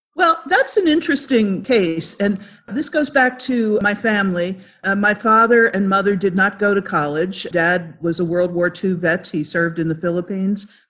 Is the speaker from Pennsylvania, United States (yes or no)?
yes; Philadelphia, Pennsylvania, United States; I'm a Philadelphia girl from way back. If you can't tell by the way I talk, I grew up in Philadelphia suburbs